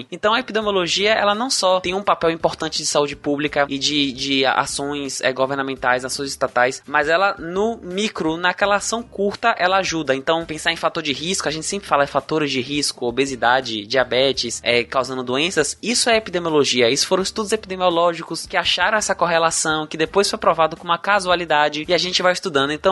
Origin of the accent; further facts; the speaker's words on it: Salvador, Bahia, Brazil; Eu sou de Salvador